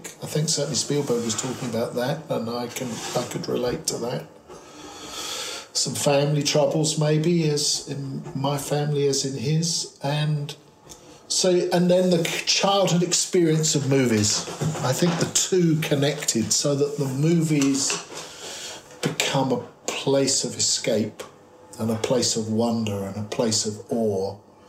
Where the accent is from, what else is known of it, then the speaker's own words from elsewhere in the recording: Cheam, London, United Kingdom; I was born in Cheam, England, which is in Surrey. It's just outside London. It's part of the suburban sprawl of London, and I was born there in 1955.